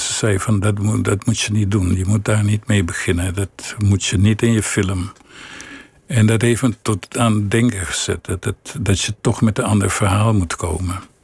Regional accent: Willemstad, Curaçao; moved away; ik groeide op in Willemstad

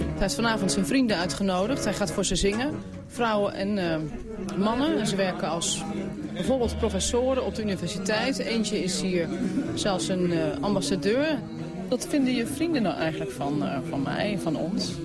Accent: Netherlands; moved away as an adult; now in Lahore, Pakistan; ik als Nederlander

